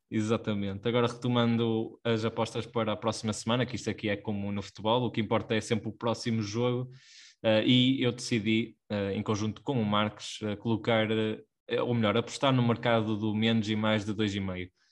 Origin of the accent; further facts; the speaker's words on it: Portugal; enquanto portugueses